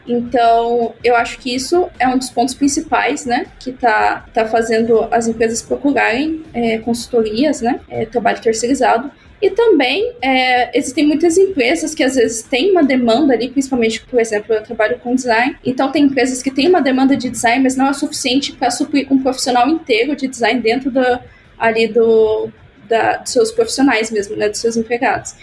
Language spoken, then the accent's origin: Portuguese; interior of São Paulo, Brazil; Eu sou do interior de São Paulo